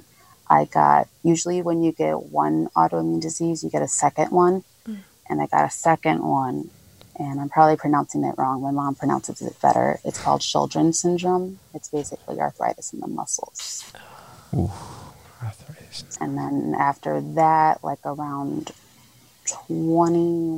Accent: northwest suburb of Chicago, Illinois, United States; also born or lived in Trujillo, Peru; I was raised in Illinois, a northwest suburb off Chicago

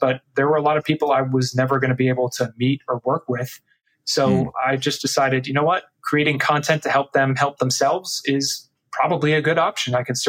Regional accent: Texas, United States; now in Orlando, United States; I'm in Orlando, Florida, but still Texas in my heart.

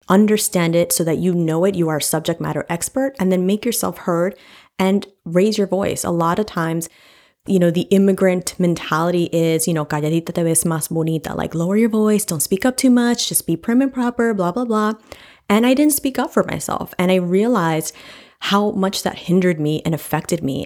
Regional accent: New York City, New York, United States; I grew up in Washington Heights and then from the Bronx

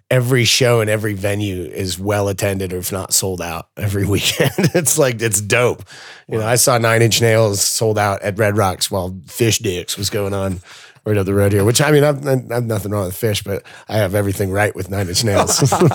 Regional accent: Newport, Rhode Island, United States; born there; So I was born in Newport, Rhode Island in 1978.

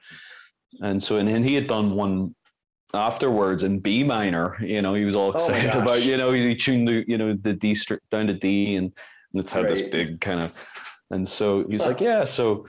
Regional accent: Belfast, Northern Ireland, United Kingdom; I'm from Belfast

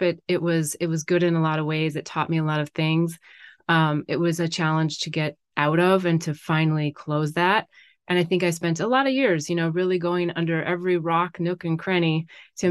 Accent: North Dakota, United States; moved away as an adult; now in California, United States; I grew up in North Dakota.

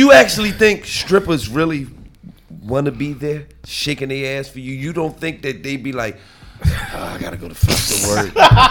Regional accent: Lancaster, Pennsylvania, United States; No, where you from, nigga? I'm from Lancaster.

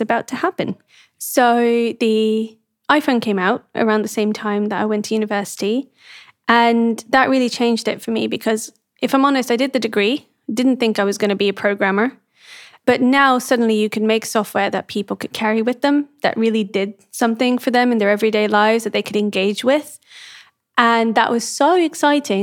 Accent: Amsterdam, North Holland, Netherlands; So I grew up mostly in the Netherlands, in Amsterdam

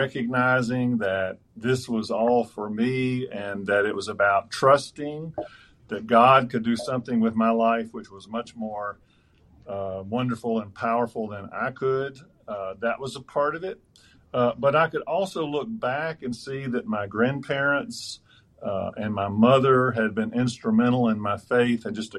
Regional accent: Deep South, United States; I grew up in the Deep South

